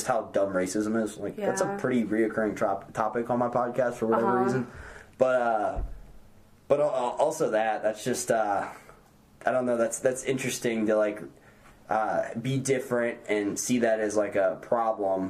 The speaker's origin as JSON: {"language": "English", "country": "United States", "said": "being an American"}